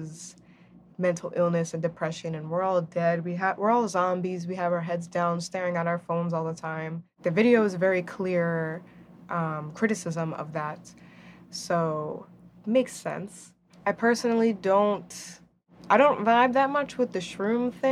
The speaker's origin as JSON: {"language": "English", "region": "New Jersey", "country": "United States", "said": "I'm also Dominican and I'm also from New Jersey"}